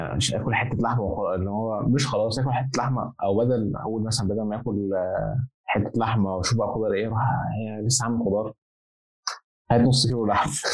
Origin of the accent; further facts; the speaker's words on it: Egypt; now in Zaragoza, Spain; عندنا في مصر